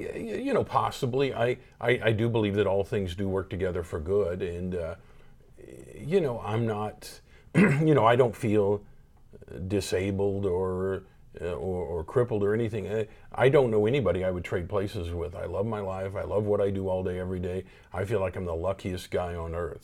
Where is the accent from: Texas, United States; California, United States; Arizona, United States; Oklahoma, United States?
Oklahoma, United States; Tulsa; I grew up here in Tulsa, Oklahoma.